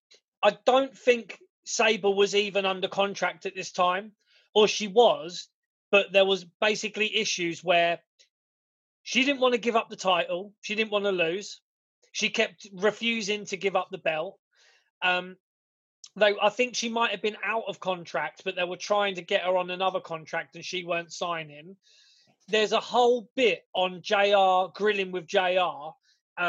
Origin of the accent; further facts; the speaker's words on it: United Kingdom; we're British